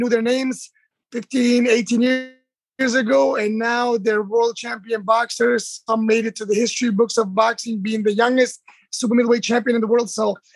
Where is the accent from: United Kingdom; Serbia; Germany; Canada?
Germany; moved away as an adult; now in United States; I'm born and raised in Germany. I'm Turkish, and I've been in America for almost 20 years now